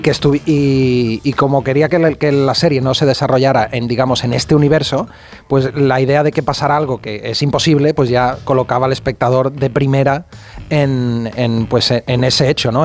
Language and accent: Spanish; Utrera, Andalusia, Spain; also born or lived in Madrid; now in Barcelona, Spain; Vivo aquí en Barcelona, pero soy de un pueblecito de Sevilla que se llama Utrera